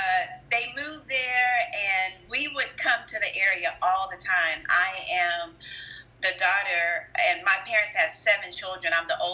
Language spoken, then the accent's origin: English; Spring, Texas, United States; moved away as an adult; now in Austin, United States; I was raised in the Spring area of outside of Houston. And in 97, my parents moved to Liberty Hill.